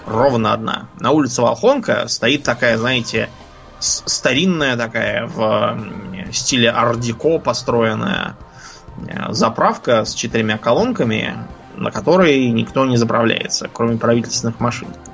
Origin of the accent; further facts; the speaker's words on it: Moscow, Russia; я Москвы совсем не знал. Жил в жизнь на окраине